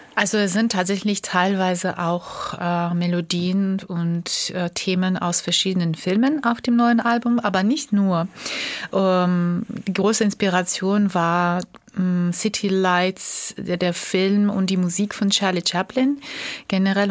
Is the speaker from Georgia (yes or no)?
yes; Tbilisi, Georgia; German is a second language; also born or lived in Germany / France; now in Munich, Germany; meiner Geburtsstadt Tbilisi